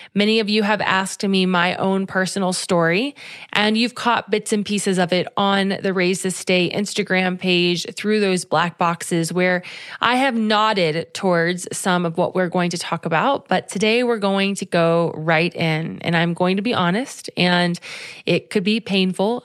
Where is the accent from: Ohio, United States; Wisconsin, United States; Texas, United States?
Ohio, United States; Cincinnati; moved away as an adult; had we stayed in Cincinnati